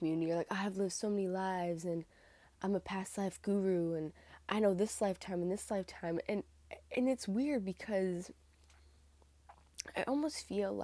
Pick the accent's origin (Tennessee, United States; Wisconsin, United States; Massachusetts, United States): Massachusetts, United States; Northern; I'm from Northern Massachusetts in the United States